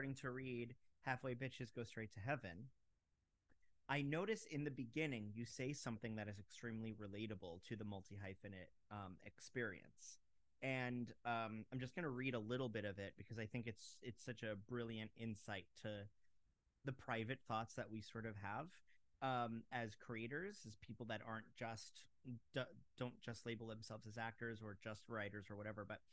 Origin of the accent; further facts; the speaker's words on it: Fort Lauderdale, Florida, United States; now in New York, United States; I'm from Fort Lauderdale I was raised in Fort Lauderdale.